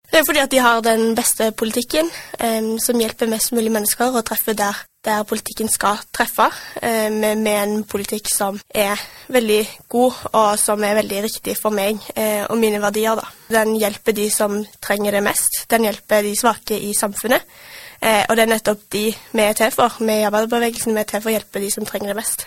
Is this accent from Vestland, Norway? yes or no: no; Stavanger, Rogaland, Norway; jeg har bodd i Stavanger hele livet mitt. vokst opp i Bekkfaret og bor nå på Hinna